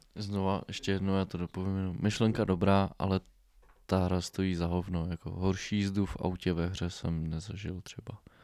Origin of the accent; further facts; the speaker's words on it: Bohemia, Czechia; tady u nás v Čechách